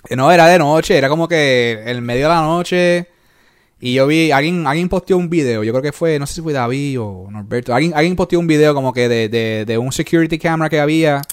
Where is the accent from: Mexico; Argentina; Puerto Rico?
Puerto Rico; moved away; also born or lived in New York; nosotros somos de ahí, de Puerto eh, Rico